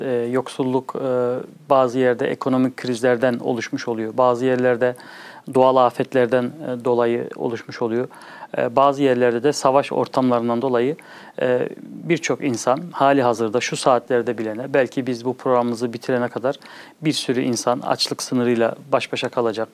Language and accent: Turkish; Bonn, North Rhine-Westphalia, Germany; also born or lived in Çankırı (parents' hometown); 1974 Almanya Bonn şehri doğma büyüme hali hazırda ikameti Bonn şehrinde olan